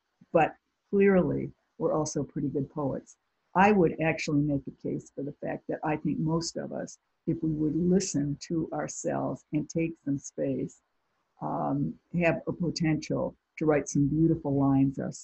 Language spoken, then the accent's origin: English; near Lake Michigan, Midwest, United States; growing up near Lake Michigan